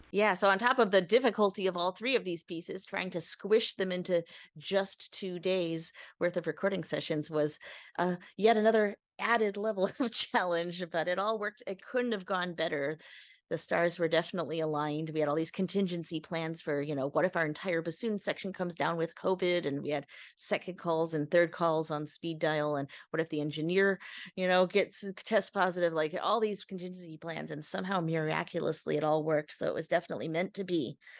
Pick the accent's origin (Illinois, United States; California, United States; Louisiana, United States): Illinois, United States; Chicago